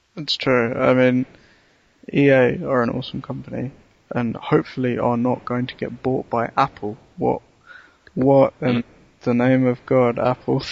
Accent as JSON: {"language": "English", "region": "London", "country": "United Kingdom", "said": "I remember from being a Londoner"}